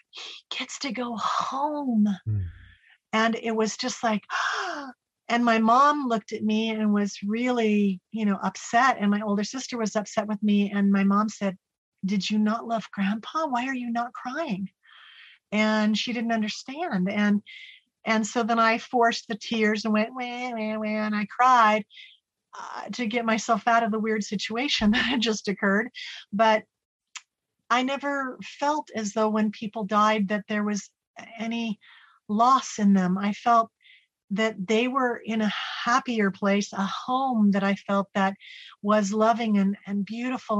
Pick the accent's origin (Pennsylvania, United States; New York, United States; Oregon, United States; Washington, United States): Oregon, United States; Salem; I was born in Salem, Oregon, and I was one of five children